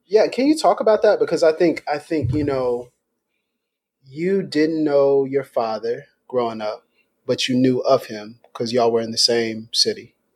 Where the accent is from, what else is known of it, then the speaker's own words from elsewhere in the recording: Meridian, Mississippi, United States; moved away as an adult; now in Pensacola, United States; I'm from Meridian, Mississippi.